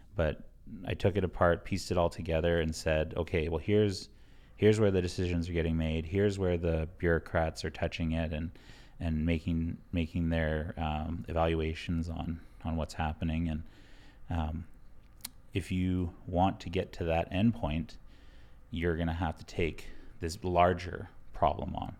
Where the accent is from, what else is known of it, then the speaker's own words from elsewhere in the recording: Blood Tribe, Alberta, Canada; I'm from the Blood Tribe.